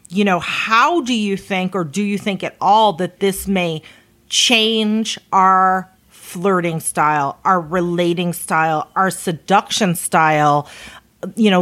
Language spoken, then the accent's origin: English; United States; us as a American society